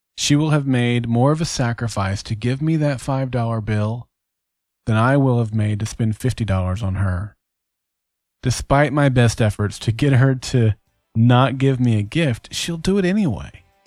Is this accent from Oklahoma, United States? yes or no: yes; Oklahoma, United States; my home state of Oklahoma